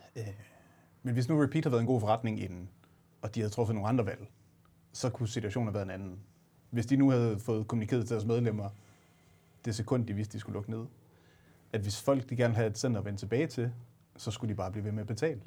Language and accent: Danish; Aalborg, North Denmark Region, Denmark; jeg er fra Aalborg